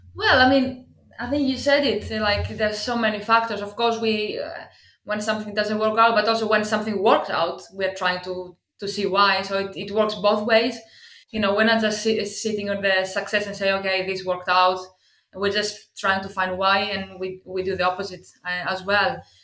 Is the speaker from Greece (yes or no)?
yes; Greece; English is a second language; moved away as an adult; also born or lived in Athens / Cardiff / Swansea; now in United Kingdom; I come from Greece originally. You probably understand from the accent.